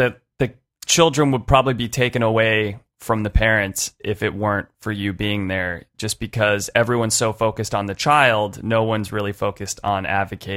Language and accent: English; San Francisco, California, United States; I'm from San Francisco